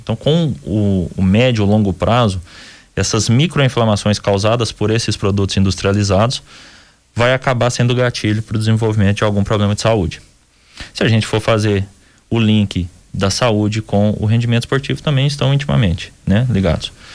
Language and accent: Portuguese; Minas Gerais, Brazil; Somos, somos mineiros